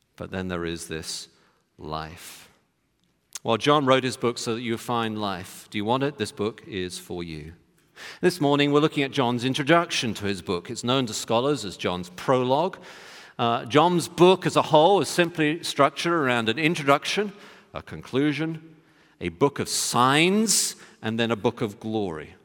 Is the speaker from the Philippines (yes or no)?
no; United Kingdom; moved away; in my home country, United Kingdom